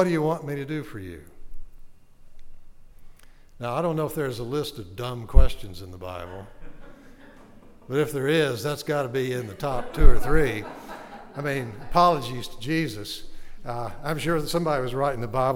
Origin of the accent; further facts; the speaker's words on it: Arcadia, Louisiana, United States; Bienville Parish, which is where I'm from. I'm from Arcadia